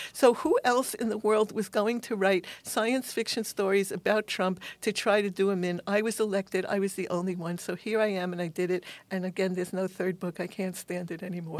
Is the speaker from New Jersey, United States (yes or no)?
no; New York City, New York, United States; I'm a New Yorker